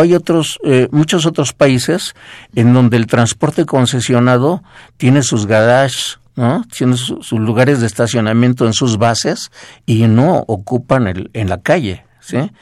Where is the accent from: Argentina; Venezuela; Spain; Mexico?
Mexico; somos la, población mexicana